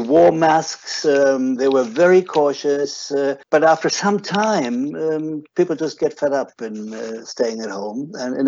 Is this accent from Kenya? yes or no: no; Germany; my home country, Germany